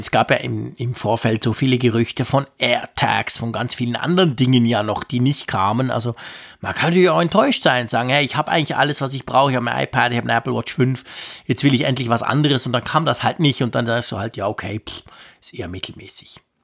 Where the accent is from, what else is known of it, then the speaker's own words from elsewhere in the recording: Switzerland; als Schweizer